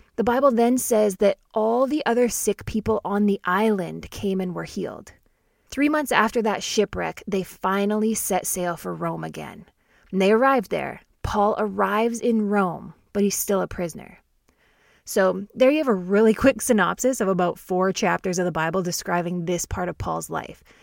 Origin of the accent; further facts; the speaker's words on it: Canada; I'm Canadian, born and raised